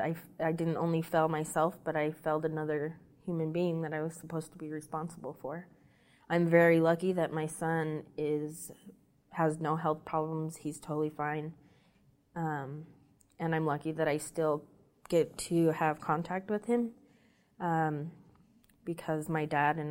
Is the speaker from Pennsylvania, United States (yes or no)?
no; Utah, United States; moved away as an adult; now in Las Vegas, United States; I'm from Utah. I decided to stay in Las Vegas.